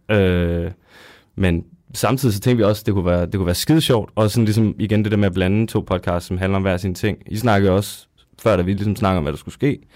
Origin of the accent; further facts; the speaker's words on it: Zealand, Denmark; now in Odense, Denmark; vi kommer begge to fra Sjælland af